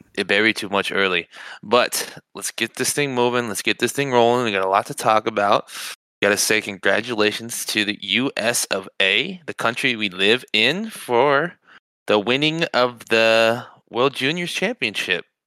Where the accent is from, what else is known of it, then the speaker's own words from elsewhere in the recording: United States; being American